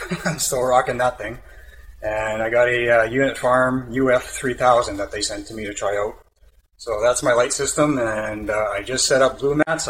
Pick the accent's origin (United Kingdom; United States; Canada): Canada; I'm Canadian